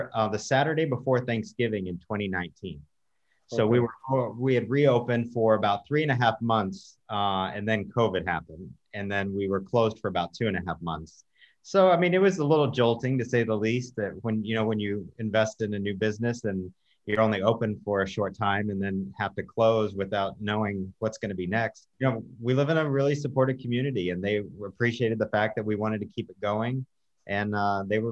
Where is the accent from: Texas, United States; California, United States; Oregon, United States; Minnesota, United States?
Texas, United States; West; now in Lake Forest, United States; I grew up in a rural town in West Texas. So I'm a long way from home.